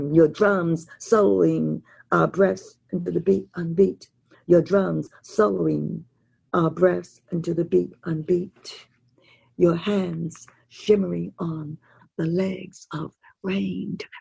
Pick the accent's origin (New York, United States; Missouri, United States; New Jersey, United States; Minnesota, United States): New York, United States; we're from New York